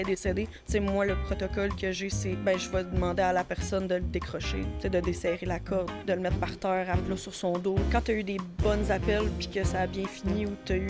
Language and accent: French; Châteauguay, Quebec, Canada; Je suis originaire de Châteauguay. Mais là, maintenant, j'habite à bois qui est comme à côté